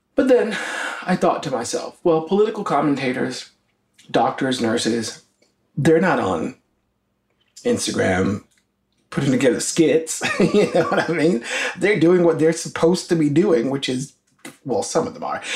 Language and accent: English; the South, United States; being black, gay, and Christian, and growing up in the South